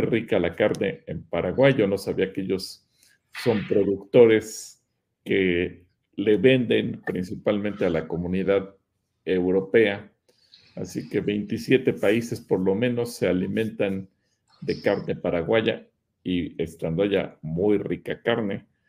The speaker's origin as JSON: {"language": "Spanish", "country": "Mexico", "said": "en México"}